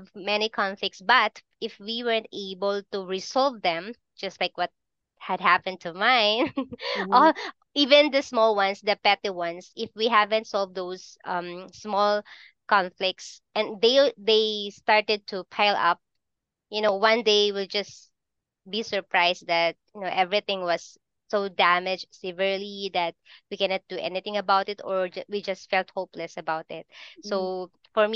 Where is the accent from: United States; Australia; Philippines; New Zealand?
Philippines; I'm from the Philippines